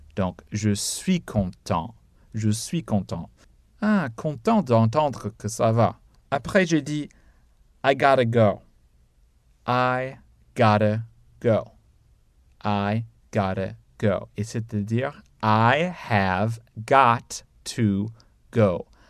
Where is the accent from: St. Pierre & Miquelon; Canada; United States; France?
United States; je suis américain